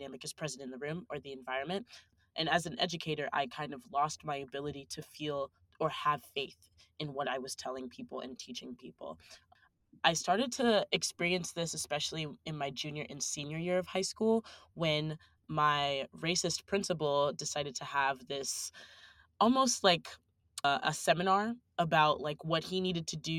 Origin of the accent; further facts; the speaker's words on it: the South, United States; We didn't really read a lot of theory in high school. I was from the South